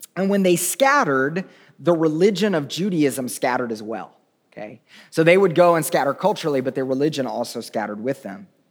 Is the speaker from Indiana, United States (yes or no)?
no; Tulsa, Oklahoma, United States; I'm from Oklahoma